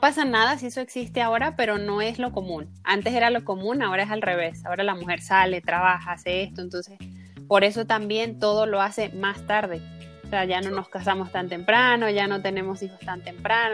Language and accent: Spanish; Venezuela; moved away as an adult; now in Mexico; yo nací en Venezuela, eh, pero emigré en 2016 a México buscando nuevas oportunidades